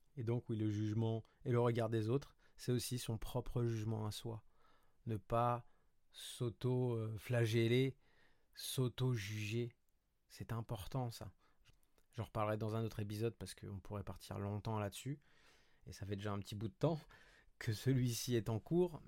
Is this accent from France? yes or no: yes; Paris, Île-de-France, France; moved away as an adult; also born or lived in Montreal, Canada; now in Côte d'Azur, France